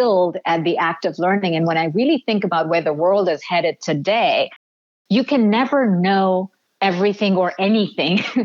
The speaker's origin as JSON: {"language": "English", "country": "India", "tie": "born or raised there", "moved": "yes", "said": "having been born and raised in India"}